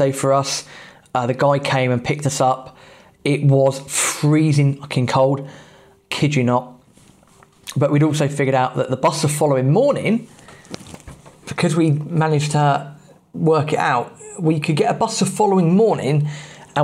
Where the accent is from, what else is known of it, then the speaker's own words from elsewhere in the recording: England, United Kingdom; being English